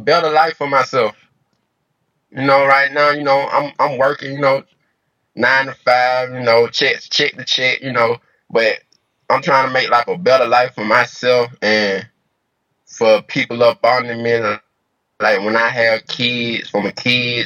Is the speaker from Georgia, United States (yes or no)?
yes; Atlanta, Georgia, United States; I'm from Atlanta, Georgia, born and raised. You know, from Lakewood, south side of Atlanta